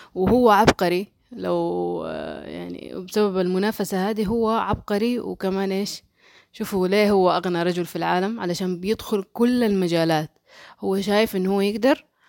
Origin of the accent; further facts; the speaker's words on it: Saudi Arabia; عندنا في السعودية